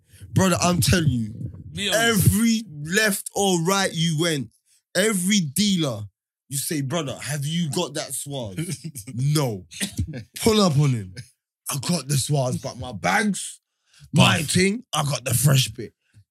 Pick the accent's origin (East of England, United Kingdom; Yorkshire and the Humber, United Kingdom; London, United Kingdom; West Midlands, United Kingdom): London, United Kingdom; Hackney; man, I'm from Hackney, bro.